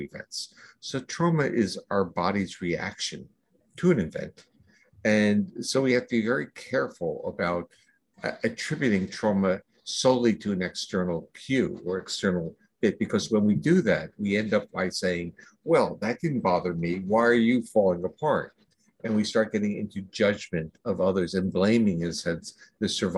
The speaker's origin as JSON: {"language": "English", "region": "New Jersey", "country": "United States", "tie": "born or raised there", "moved": "as an adult", "said": "I grew up in New Jersey and left there when I went to graduate school, I left and I never really returned"}